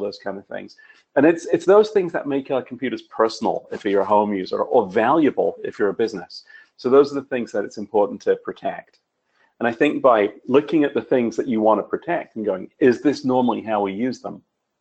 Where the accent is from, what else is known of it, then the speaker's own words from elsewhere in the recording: United Kingdom; I'm a Brit